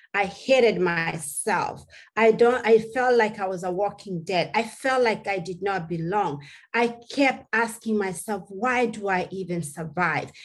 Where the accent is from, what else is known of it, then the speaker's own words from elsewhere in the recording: Kenya; English is a second language; moved away; As a little girl growing up in Kenya, I come mm-hmm. from a tribe called the Maasai